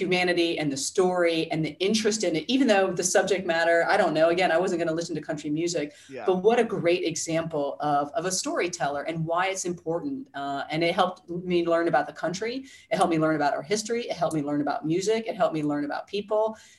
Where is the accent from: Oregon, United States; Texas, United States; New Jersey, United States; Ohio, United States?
New Jersey, United States; But I mean, again, I'm from the Jersey Shore.